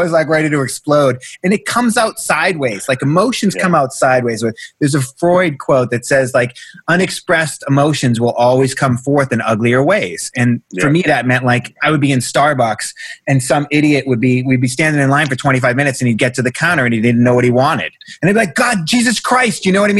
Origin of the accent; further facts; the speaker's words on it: Boston, Massachusetts, United States; moved away as an adult; now in Los Angeles, United States; I'm from Boston, right? I'm from the South Shore of Boston, right?